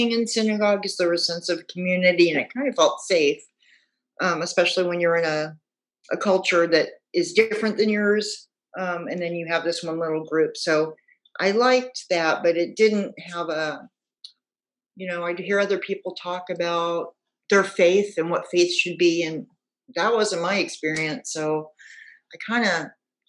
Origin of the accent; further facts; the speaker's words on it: Houston, Texas, United States; moved away as an adult; now in Portland, United States; I grew up in Houston. We moved there when I was 4 years old.